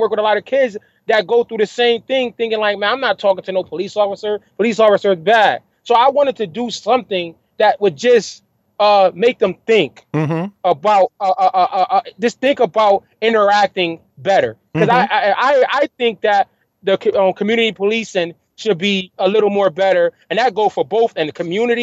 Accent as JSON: {"language": "English", "town": "Bridgeport", "region": "Connecticut", "country": "United States", "tie": "born or raised there", "said": "when I was growing up in Trumbull Gardens"}